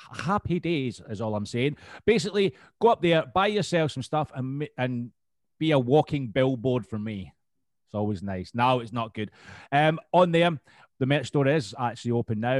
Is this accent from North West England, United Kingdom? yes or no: no; Scotland, United Kingdom; I'm from Scotland